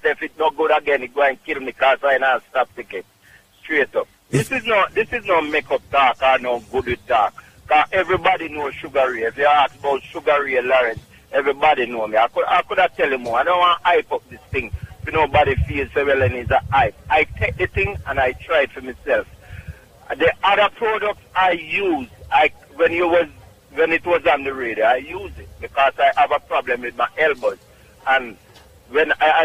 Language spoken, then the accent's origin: English; Clark's Town, Trelawny, Jamaica; now in Bronx, New York, United States; Clarkstown, Jamaica, Trelawney.